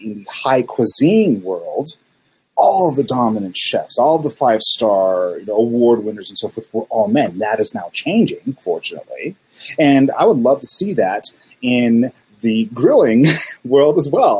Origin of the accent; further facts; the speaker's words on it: Salt Lake City, Utah, United States; growing up in Salt Lake City, everybody here is, well, used to be Mormon